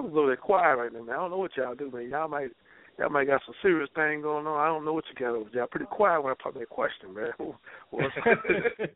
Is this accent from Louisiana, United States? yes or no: yes; Louisiana, United States; moved away; I was raised in Louisiana